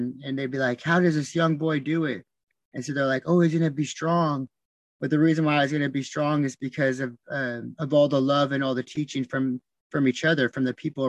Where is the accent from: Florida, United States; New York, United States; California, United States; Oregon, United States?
Oregon, United States; The Dalles; also born or lived in Arizona; I grew up in the Dallas, Oregon, and every summer we'd go back to Arizona